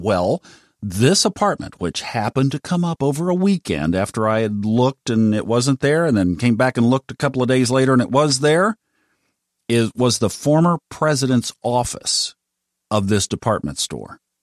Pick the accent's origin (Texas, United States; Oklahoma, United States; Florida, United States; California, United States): Oklahoma, United States; Tulsa; I grew up in Tulsa, Oklahoma